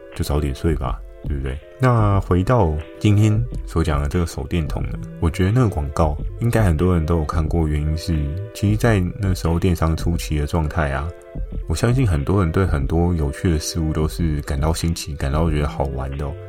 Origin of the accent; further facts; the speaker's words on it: Keelung, Taiwan; 我的出生地虽然在基隆嘛，那基隆呢，很不巧的 我住的也并非市区，是比较偏山区的地方